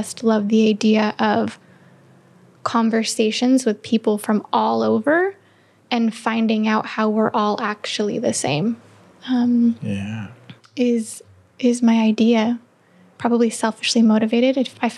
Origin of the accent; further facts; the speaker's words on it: Canada; accent: Canadian; I've realized that I'm Canadian when I say about